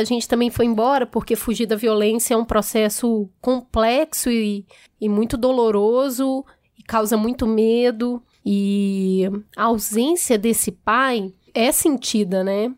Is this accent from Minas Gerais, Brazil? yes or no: yes; Belo Horizonte, Minas Gerais, Brazil; eu fui criada na periferia e também no Belo Horizonte, na parte bem periférica